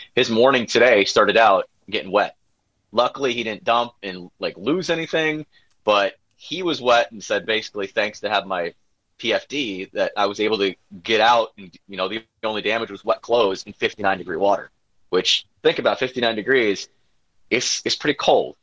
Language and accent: English; Wisconsin, United States; I grew up in Gwinnett, Wisconsin, so having Door County as my back door